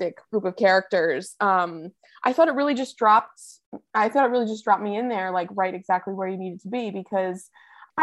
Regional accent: United States; I am American

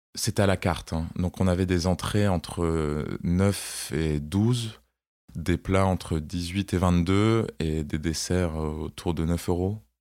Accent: Strasbourg, Grand Est, France; moved away as an adult; also born or lived in Côte d'Ivoire / Paris; now in Nice, France; je suis né en Côte d'Ivoire. Puis on est rentré en France pour habiter à Strasbourg. Et à mes 20 ans, je me suis installé à Paris

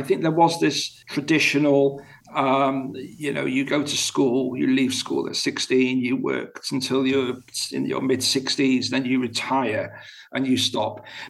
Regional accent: United Kingdom; now in Abu Dhabi, United Arab Emirates; in my home country of the UK, and here where I am at the moment in Abu Dhabi.

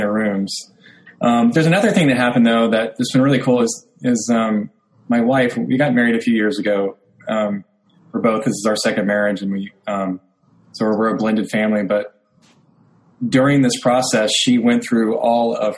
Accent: Oklahoma City, Oklahoma, United States; my hometown in Oklahoma City

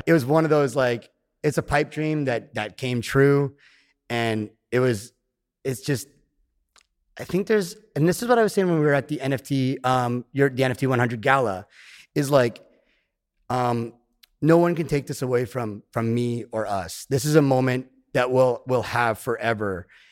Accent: Canada; I live in the woods in my hometown

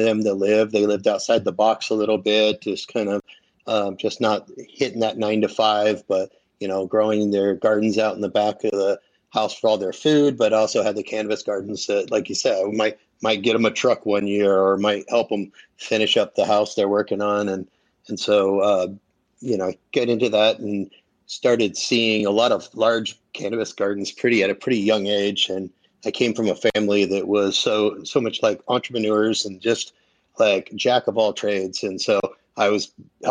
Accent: Mendocino County, California, United States; also born or lived in Humboldt County, California; I was born in Humboldt County, but moved to Mendo when I was about 11. So I went to high school in Mendocino County

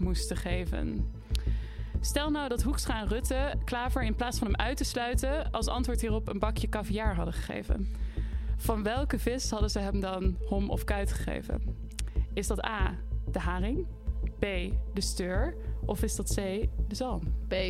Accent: Nijmegen, Gelderland, Netherlands; Ik kom uit Nijmegen

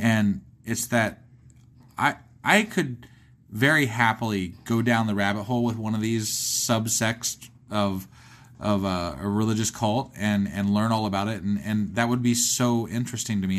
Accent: Ohio, United States; I'm from Ohio

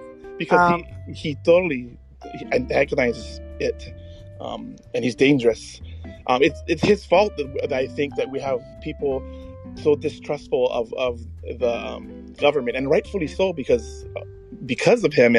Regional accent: Waimea, Hawaii, United States; also born or lived in Oahu, Hawaii; now in Nanakuli, Oahu, United States; And I'm from Waimea, which is about 350 miles away from this island.

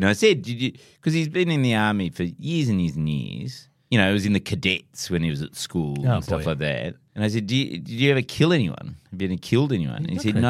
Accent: Hawaii, United States; Well, I grew up in Hawaii, so, you know.

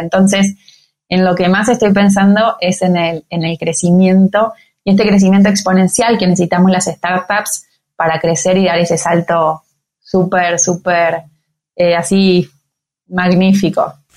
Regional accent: Argentina; venimos de Argentina

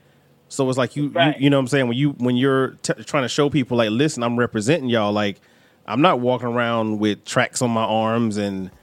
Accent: Raleigh, North Carolina, United States; I'm always from Raleigh

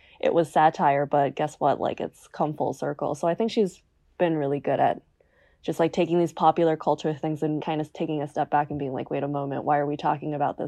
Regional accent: New Jersey, United States; So obviously I'm American. Mm-hmm. And having grown up in New Jersey, I think like I was really taught about pretty much everything.

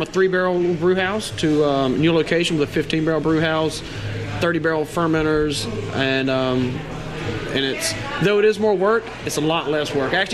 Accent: Natchez, Mississippi, United States; also born or lived in Asheville, North Carolina; I'm from the Natchez area. I ended up in Asheville, North Carolina

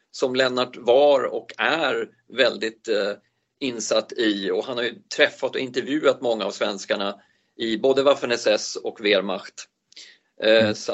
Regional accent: Sollentuna, Stockholm County, Sweden; also born or lived in Uppsala; Jag är född i Uppsala. Men jag har inte någon riktig anknytning till Uppsala eftersom jag inte minns ett skvatt. Eh, vi flyttade väl därifrån när jag var två månader till Edsberg där jag råkar sitta just nu som är en del av Sollentuna.

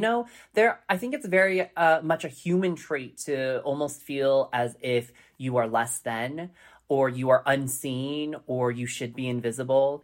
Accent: Colorado Springs, Colorado, United States; growing up in Colorado Springs, Colorado, in a predominantly white culture

